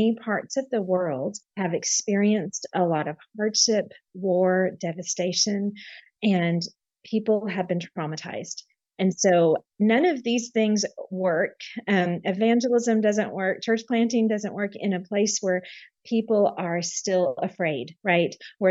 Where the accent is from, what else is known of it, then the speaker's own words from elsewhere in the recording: San Marcos, Texas, United States; moved away as an adult; also born or lived in Germany / France / West Africa; So I grew up in Texas. I was born and raised most of my life in Texas, and actually right near Austin in a little town called San Marcos